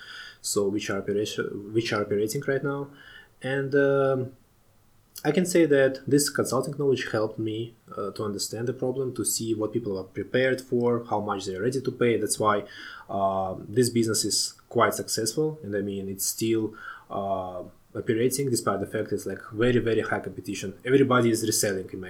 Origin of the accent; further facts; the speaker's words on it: Tashkent, Uzbekistan; moved away as an adult; I was born in Tashkent in Uzbekistan, the capital of Uzbekistan.